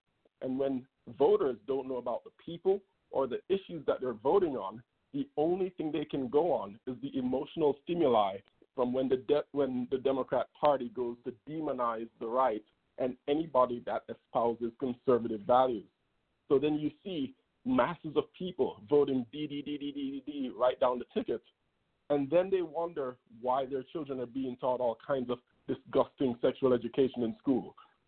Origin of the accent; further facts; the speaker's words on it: Jamaica; now in Los Angeles, United States; I came from Jamaica with my family in 2002, became a U.S. citizen in 2012